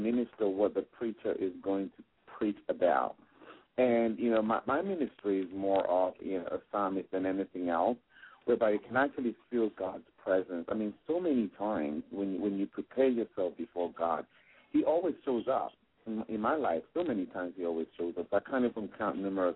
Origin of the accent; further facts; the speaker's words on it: Nigeria; accent: mixed, transatlantic; also born or lived in England; now in Gaithersburg, United States; growing up in Nigeria, we had nothing